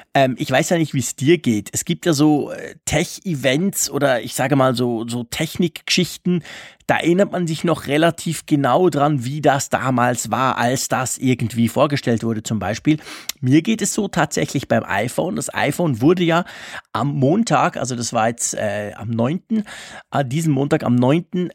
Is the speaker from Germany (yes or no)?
no; Switzerland; bei uns in der Schweiz